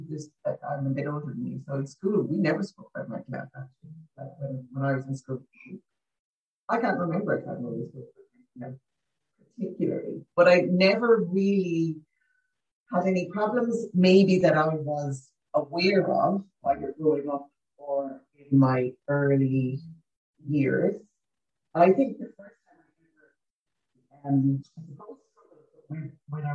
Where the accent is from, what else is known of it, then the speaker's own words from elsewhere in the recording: Limerick, Munster, Ireland; born in Limerick. Dad was a sales manager, so away a lot. Mum stayed at home. We had a lovely life.